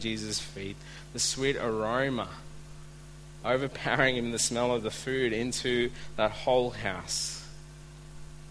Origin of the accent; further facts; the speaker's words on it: India; now in Australia; I'm Indian